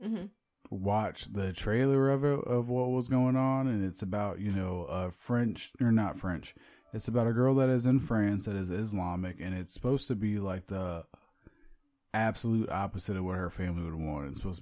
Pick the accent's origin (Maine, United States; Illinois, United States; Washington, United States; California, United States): Illinois, United States; Chicago; Growing up in Chicago